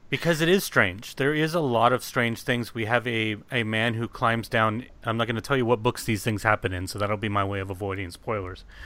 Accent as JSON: {"language": "English", "country": "United States"}